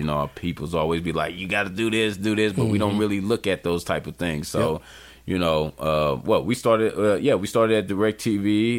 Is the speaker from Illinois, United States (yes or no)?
yes; Chicago, Illinois, United States; South side all day.